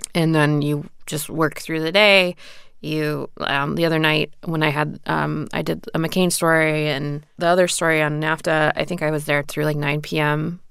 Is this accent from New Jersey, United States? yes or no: no; rural Indiana, United States; moved away; I grew up in a rural area in Indiana